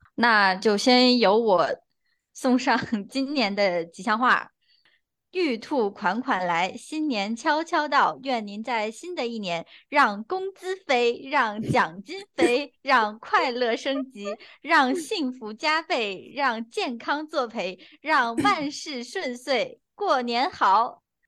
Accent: Anhui, China; 我们安徽黄山

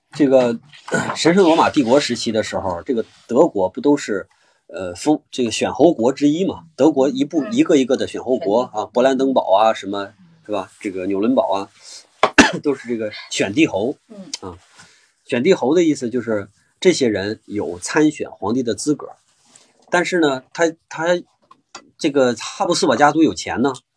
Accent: China; 我们中国人

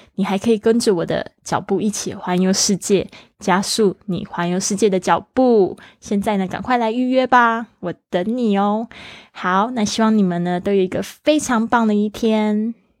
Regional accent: Taiwan; first language Mandarin Chinese; 我的环境呢，是在台湾

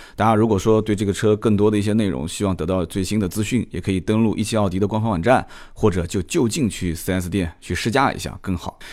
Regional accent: Nanjing, Jiangsu, China; 我南京人说的不太清楚

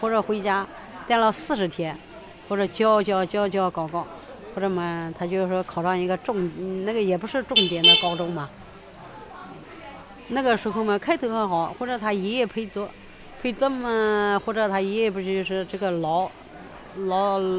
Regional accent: Feidong, Anhui, China; now in Shanghai, China; 因为我们老家嘛，我们是肥东县的嘛

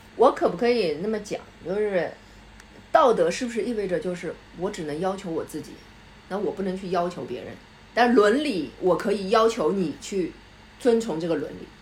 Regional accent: China; 我们中国人

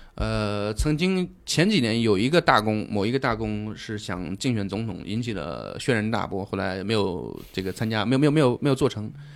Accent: China; 当然我们中国人去跟他们见面会有一种非常违和、非常奇怪的感觉

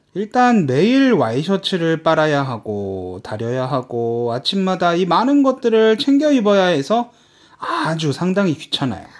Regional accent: South Korea; now in China; 제가 한국인으로서

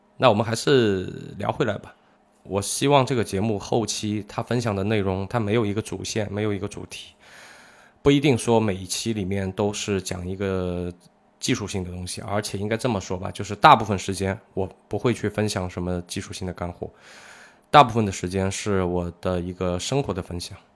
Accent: Zhejiang, China; 我们浙江这边的小朋友

